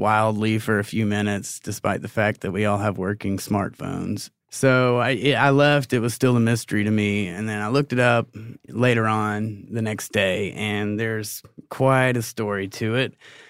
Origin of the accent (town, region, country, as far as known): Augusta, Georgia, United States; born or raised there; moved away